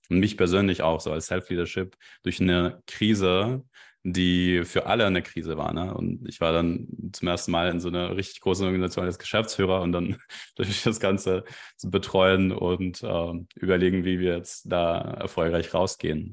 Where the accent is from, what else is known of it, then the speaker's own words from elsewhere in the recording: Belarus; German is a second language; now in Germany; Ich komme eigentlich ursprünglich aus Belarus